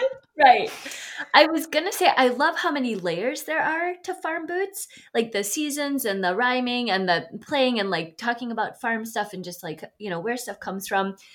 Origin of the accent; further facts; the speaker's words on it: Midwest, United States; now in Sun Prairie, United States; as a Midwesterner